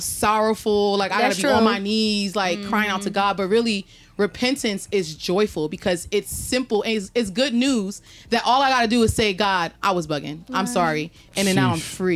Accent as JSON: {"language": "English", "region": "New Jersey", "country": "United States", "said": "I'm from New Jersey"}